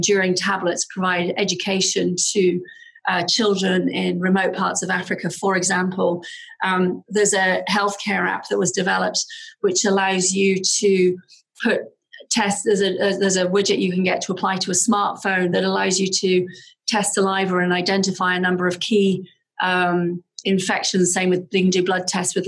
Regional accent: Aberdeen, Scotland, United Kingdom; now in Seattle, United States; I grew up in Aberdeen in the north of Scotland

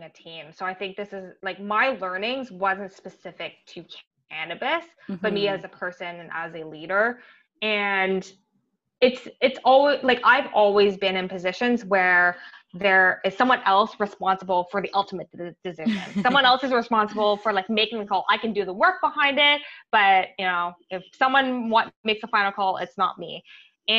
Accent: Ottawa, Ontario, Canada; I grew up in Ottawa

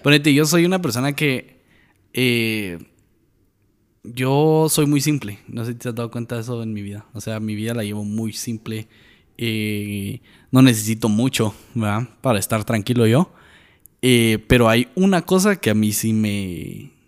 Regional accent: Guatemala; En Guatemala tenemos

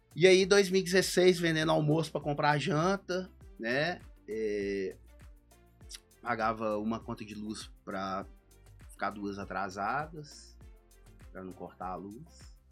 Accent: Brazil; moved away as an adult; also born or lived in Boston; sou brasileiro

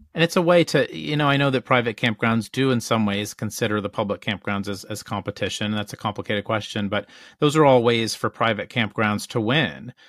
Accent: Northeast, United States; we're from the Northeast

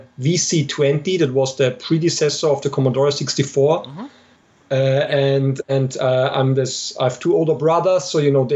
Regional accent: Austria; moved away as an adult; also born or lived in Germany; now in Munich, Germany; I'm originally from Austria, but I live in Germany for over 10 years now, at the moment in Munich

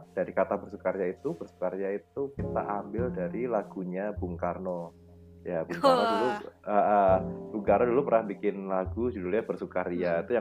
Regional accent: Semarang, Central Java, Indonesia; born there; penanda kalau kita itu lahir di Semarang.

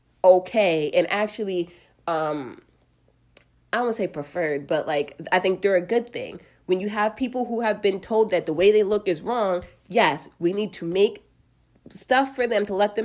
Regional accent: United States; I live in America. I am an American

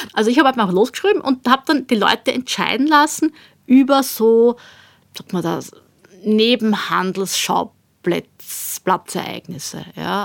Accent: Austria; bei uns in Österreich

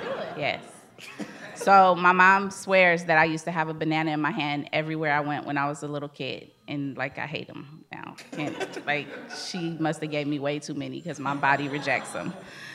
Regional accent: Los Angeles, California, United States; moved away as an adult; now in San Diego, United States; I was born and raised in South Central Los Angeles. I moved to San Diego in 2000.

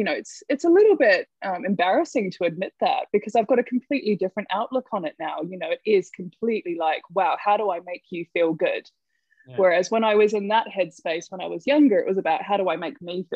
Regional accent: New Zealand; accent: Kiwi; moved away as an adult; now in London, United Kingdom; I'm a Kiwi. That's the accent

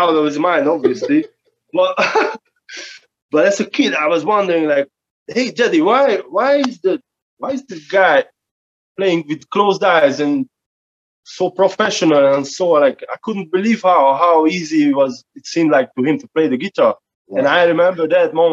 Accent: Szekszárd, Tolna, Hungary; English is a second language; moved away as an adult; also born or lived in Budapest, Hungary; now in Spain; I'm from Hungary, south part of Hungary, called Szekszárd

